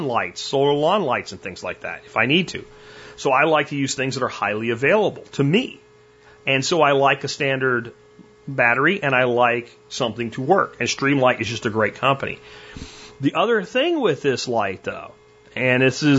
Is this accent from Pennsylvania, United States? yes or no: yes; Pennsylvania, United States; where I live now, where I grew up in Pennsylvania